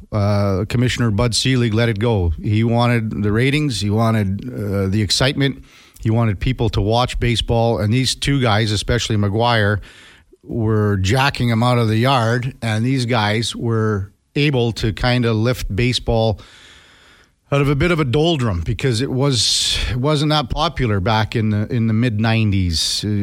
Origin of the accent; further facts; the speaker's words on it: Two Hills, Alberta, Canada; Laugh out loud, but I'm originally from Two Holes, so I can't talk